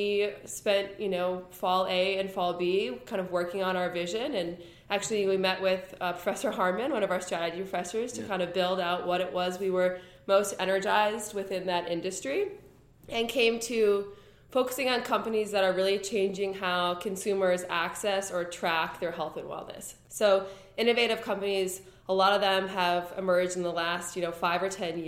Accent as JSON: {"language": "English", "town": "Minneapolis", "region": "Minnesota", "country": "United States", "also_born_or_lived": "Washington, D.C.", "moved": "as an adult", "lives_now": "Ann Arbor, United States", "said": "I am originally from Minneapolis, Minnesota"}